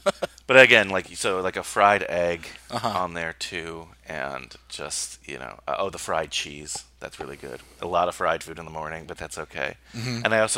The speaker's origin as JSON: {"language": "English", "region": "New Jersey", "country": "United States", "tie": "born or raised there", "also_born_or_lived": "Queens, New York", "said": "I'm a Queens guy, born there. I mean, I didn't, you know, I grew up in Jersey, but I went to St. John's."}